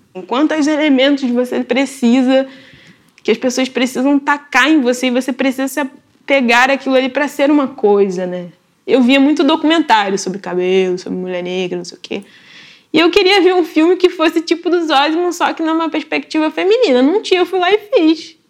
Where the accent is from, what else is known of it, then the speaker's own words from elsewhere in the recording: Nova Iguaçu, Rio de Janeiro, Brazil; Nascida e criada em Nova Iguaçu, na Baixada Fluminense, que é um, é um município do Rio